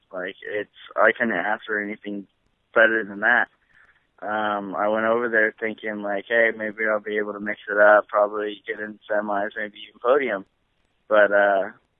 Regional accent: Corona, California, United States; my hometown in Corona

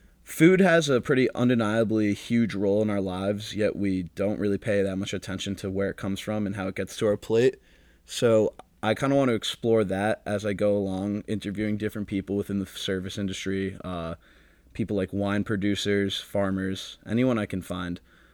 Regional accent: Larchmont, New York, United States; my hometown of Larchmont, New York

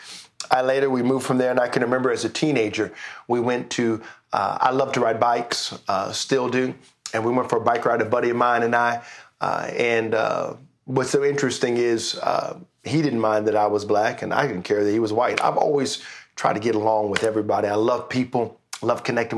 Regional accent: Richmond, Virginia, United States; now in Canada; We lived, I'm from Richmond, Virginia. which is the capital of Virginia, we lived in Henrico County.

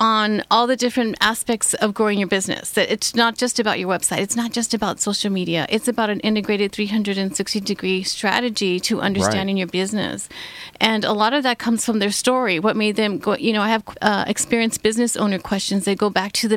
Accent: Texas, United States; moved away as an adult; now in Orange County, United States; I'm originally from Texas, so born and raised a Texas girl.

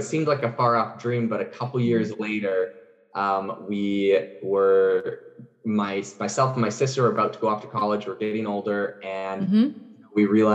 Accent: Vancouver Island, British Columbia, Canada; I'm actually originally from Vancouver Island in Canada

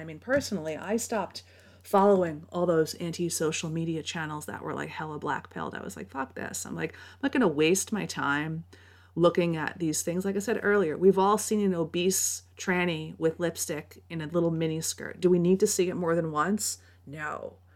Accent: New York, United States; I grew up in New York

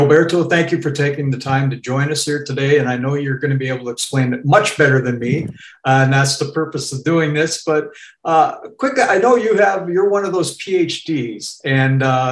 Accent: Northwest Montana, United States; also born or lived in Arizona; now in California, United States; I grew up in Northwest Montana

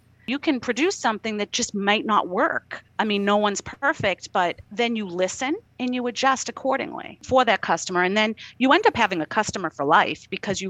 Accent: Boston, Massachusetts, United States; I'm from Boston, my accent

